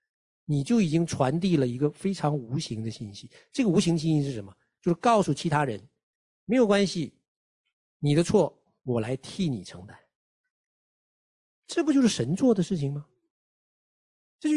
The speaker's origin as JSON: {"language": "Chinese", "country": "China", "said": "就我们中国人的传统，就是大的管小的啊"}